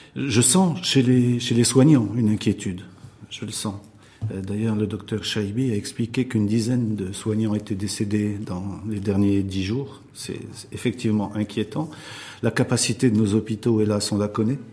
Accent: Morocco

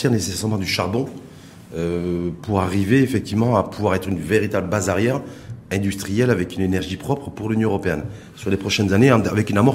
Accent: Morocco; chez nous au Maroc.

